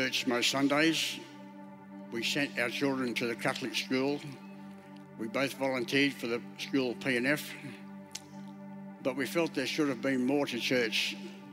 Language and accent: English; Inverell, New South Wales, Australia; moved away as an adult; also born or lived in Sydney; now in Brisbane, Australia; I was born in Inverell in northern New South Wales.